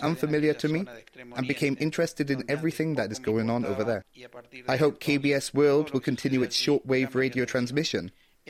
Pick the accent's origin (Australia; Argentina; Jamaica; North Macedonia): Argentina; Rosario, Santa Fe; I'm from Rosario, Argentina.